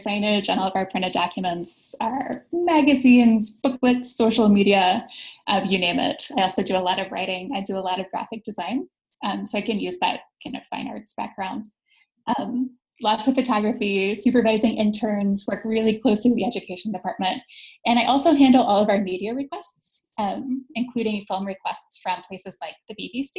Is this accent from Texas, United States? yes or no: no; Appalachia in Southern Ohio, United States; now in Durham, United States; I grew up in Appalachia in Southern Ohio on a several hundred acre farm